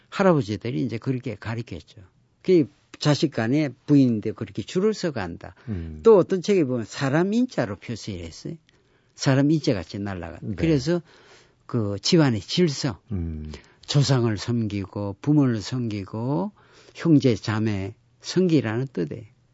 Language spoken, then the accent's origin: Korean; Geoje, South Gyeongsang, South Korea; moved away; 우리 고향 거제도도